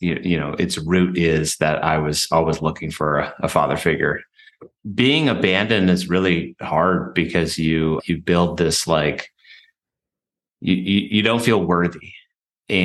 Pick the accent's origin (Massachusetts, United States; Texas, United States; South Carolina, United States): Massachusetts, United States; Western; born or raised there; also born or lived in Paraguay